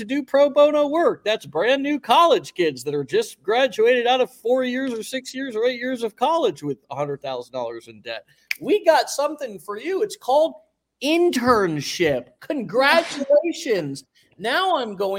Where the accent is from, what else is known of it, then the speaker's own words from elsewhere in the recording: United States; me as an American born into this country